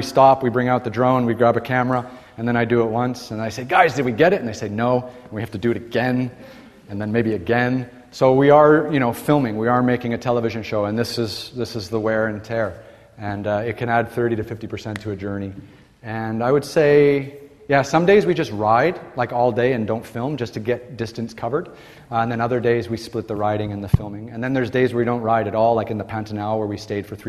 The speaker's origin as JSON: {"language": "English", "town": "Toronto", "region": "Ontario", "country": "Canada", "tie": "born or raised there", "moved": "as an adult", "said": "When I was growing up in Toronto, Canada, like every young Canadian"}